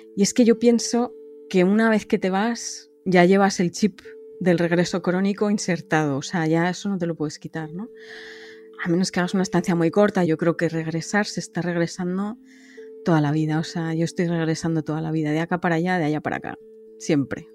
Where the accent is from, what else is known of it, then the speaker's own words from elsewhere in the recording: Madrid, Community of Madrid, Spain; moved away as an adult; also born or lived in Denmark; now in Copenhagen, Denmark; yo vivo en, Dinamarca, cerca de Copenhague, pero soy originalmente de Madrid.